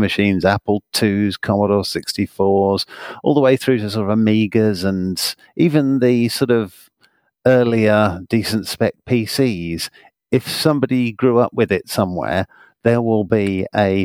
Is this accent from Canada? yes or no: no; United Kingdom; as you can probably tell by my accent, I'm from the United Kingdom